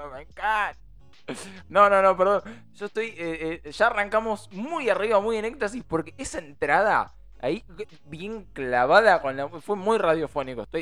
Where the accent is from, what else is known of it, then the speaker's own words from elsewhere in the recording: Buenos Aires, Argentina; Soy porteño